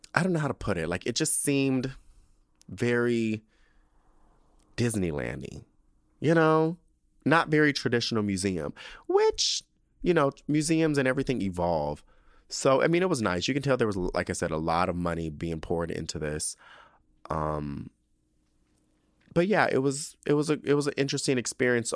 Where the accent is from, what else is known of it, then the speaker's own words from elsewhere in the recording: San Diego, California, United States; moved away; we're all from San Diego